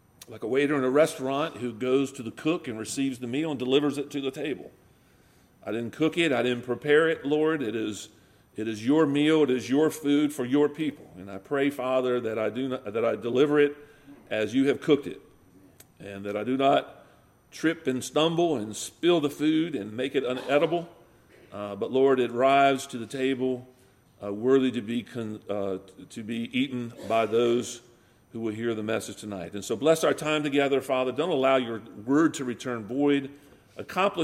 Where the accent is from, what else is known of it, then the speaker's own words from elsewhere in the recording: Maryland, United States; I am a Southerner, because I'm from Maryland